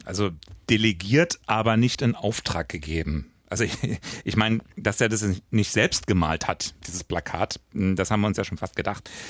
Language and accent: German; West Germany, Germany; Ich bin Wessi